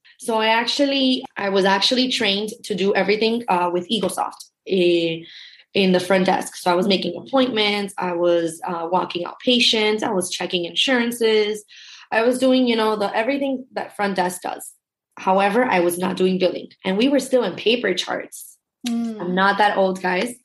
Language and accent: English; Miami, Florida, United States; I grew up in Miami. I was born and raised. I still live here.